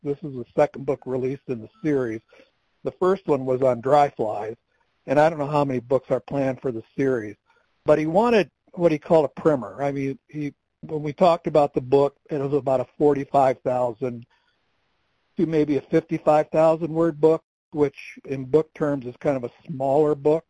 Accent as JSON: {"language": "English", "region": "Michigan", "country": "United States", "tie": "born or raised there", "moved": "yes", "lives_now": "Colorado, United States", "said": "I grew up in Michigan"}